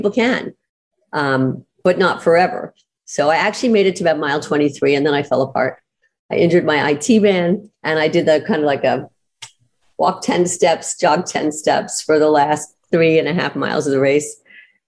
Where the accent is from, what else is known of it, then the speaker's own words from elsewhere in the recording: New York, United States; moved away; I grew up in New York, before I moved here